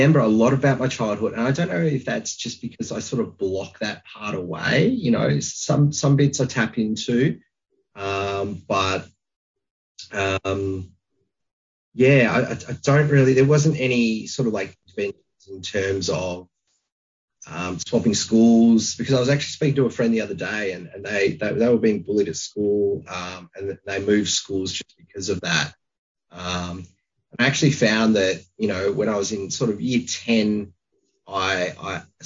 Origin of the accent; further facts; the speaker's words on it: Launceston, Tasmania, Australia; moved away; I grew up in Launceston